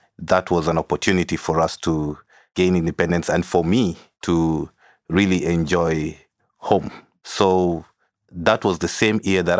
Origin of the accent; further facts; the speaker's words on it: Nairobi, Kenya; moved away; also born or lived in South Sudan; Growing up in Kenya, in school, I always got reminded that I am a foreigner. The students will always call me refugee or blackie.